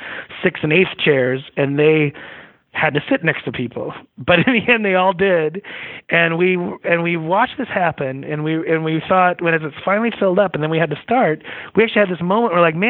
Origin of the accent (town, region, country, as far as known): Long Island, New York, United States; born or raised there; moved away as an adult; also born or lived in Montana; now in Idaho, United States